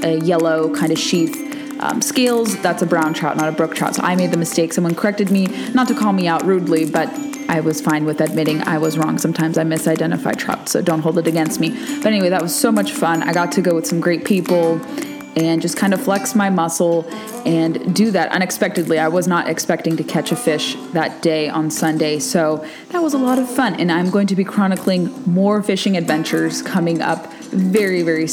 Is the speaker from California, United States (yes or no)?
yes; California, United States; moved away; from out west like I am. I'm from California